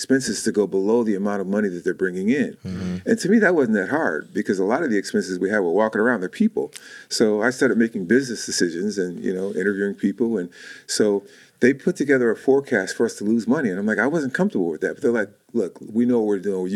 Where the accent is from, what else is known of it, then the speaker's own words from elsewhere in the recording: Chicago, Illinois, United States; moved away as an adult; now in Manteca, United States; I'm from Chicago